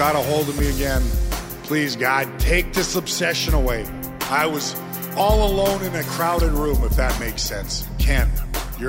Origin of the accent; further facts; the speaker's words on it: Edmonton, Alberta, Canada; also born or lived in Windsor, Ontario; I grew up in Edmonton, Alberta, Western Canada. I was born in Windsor, Ontario, but I always say I'm from out west